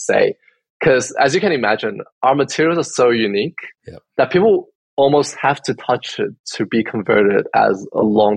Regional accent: Australia; I was born here.

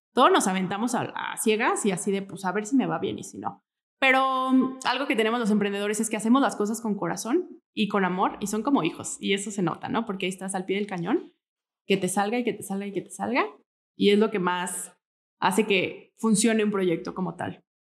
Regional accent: Morelia, Michoacán, Mexico; Yo soy de aquí, de Morelia, born and raised

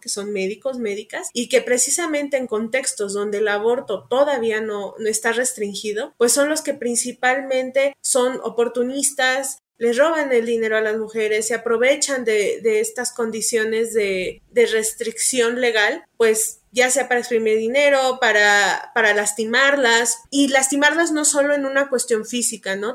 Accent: Pachuca, Hidalgo, Mexico; Yo soy de Pachuca Hidalgo.

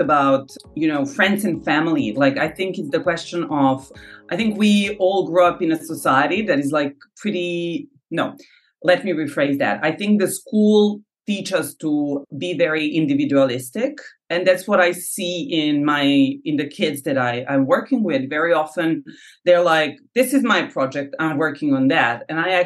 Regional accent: Novi Sad, Vojvodina, Serbia; now in Paris, France; my hometown of Novi Sad.

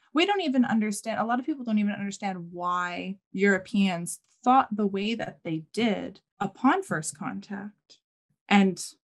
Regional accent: St. John's, Newfoundland and Labrador, Canada; also born or lived in Humber River, Newfoundland; now in Halifax, Canada; am Mi'kmaq. My family comes from Humber River, which is now part of Corner Brook Regional Municipality. I was born in St. John's, Newfoundland, as most people know it, Newfoundland, Canada, but I live in Halifax, Nova Scotia, Canada.

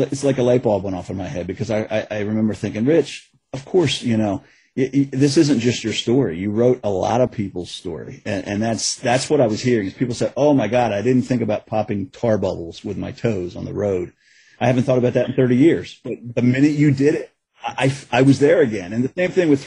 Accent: Edgewood, Maryland, United States; my hometown

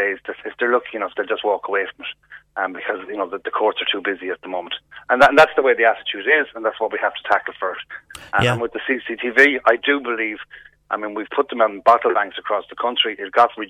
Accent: Galway, Connacht, Ireland; We're the City of Festivals and City of Tribes

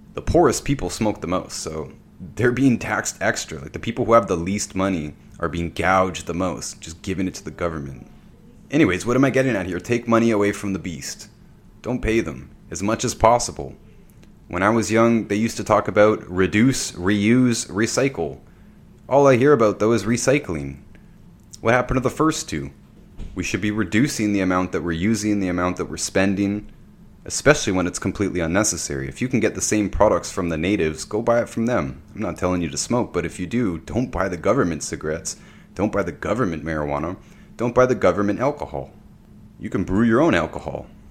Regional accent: Ontario, Canada; I'm from Ontario, Canada

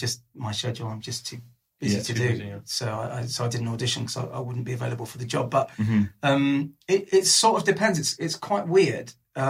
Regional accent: London, United Kingdom; I'm from North London. Northwest London, North London

